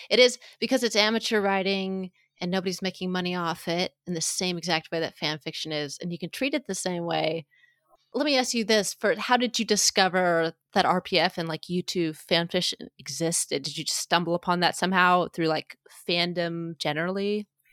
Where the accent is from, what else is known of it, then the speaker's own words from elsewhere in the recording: Kansas City, Missouri, United States; here in Kansas City, my hometown